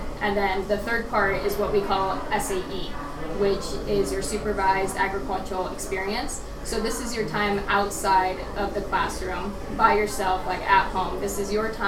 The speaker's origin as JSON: {"language": "English", "area": "Erie County", "region": "Pennsylvania", "country": "United States", "said": "I'm from Erie County"}